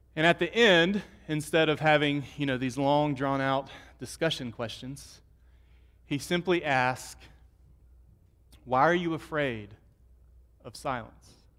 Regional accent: United States; I'm American

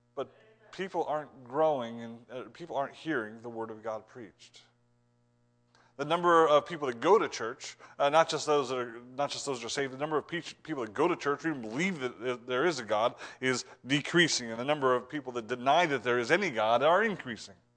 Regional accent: Ohio, United States; I'm from Ohio

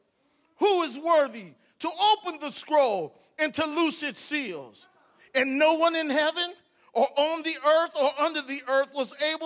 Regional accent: Cleveland, Ohio, United States; I was born in Cleveland, Ohio.

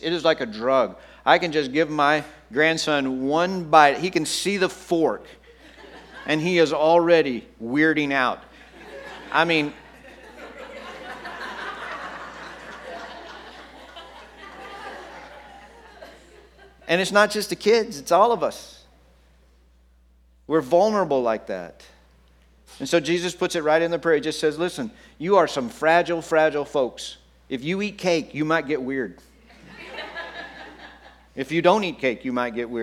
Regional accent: Texas, United States; I grew up in Texas

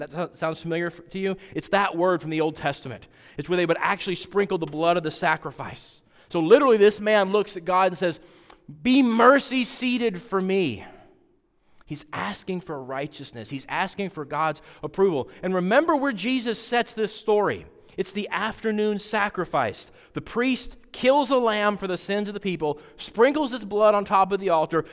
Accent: Wyoming, United States; I grew up out west in Wyoming

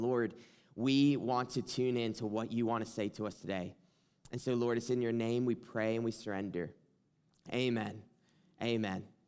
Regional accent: South Carolina, United States; accent: twang; now in Michigan, United States; from South Carolina. I feel like I always have to, like, say that at the beginning, like, if you hear a twang or something, it's because

